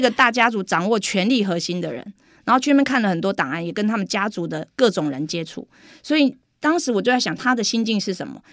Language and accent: Chinese; Taixi, Yunlin County, Taiwan; born or raised there; accent: Taiwanese Mandarin